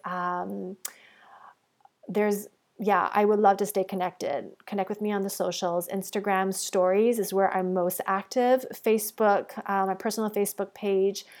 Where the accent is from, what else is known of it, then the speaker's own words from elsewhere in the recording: Toronto, Ontario, Canada; moved away as an adult; also born or lived in Bali / Mexico; I'm actually recording this episode back in my hometown in Toronto.